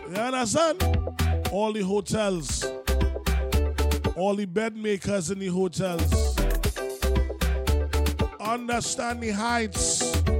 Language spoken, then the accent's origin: English; Trinidad & Tobago; I am from Trinidad and Tobago.